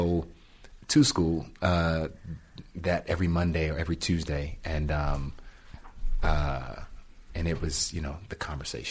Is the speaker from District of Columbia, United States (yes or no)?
yes; Washington, District of Columbia, United States; I grew up in Washington, D.C., in Southeast Washington, D.C.